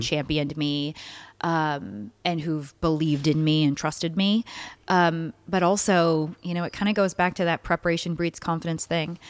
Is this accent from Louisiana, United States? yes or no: yes; Baton Rouge, Louisiana, United States; moved away; I'm born and raised in Baton Rouge